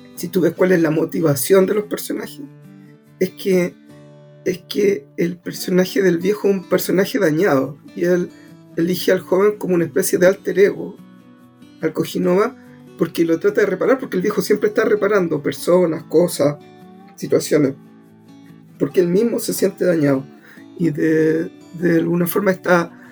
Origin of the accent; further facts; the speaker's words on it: Antofagasta, Chile; also born or lived in Puerto Cisnes; yo soy del norte, yo soy de Antofagasta